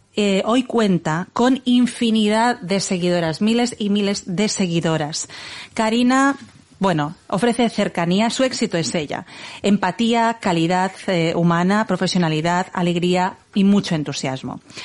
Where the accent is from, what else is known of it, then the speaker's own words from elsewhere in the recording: Igualada, Catalonia, Spain; estamos a 45 minutos de Barcelona es mi ciudad natal